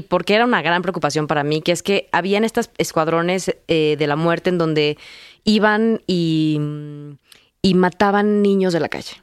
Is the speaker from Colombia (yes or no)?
no; Mexico City, Mexico; yo crecí en la Ciudad de México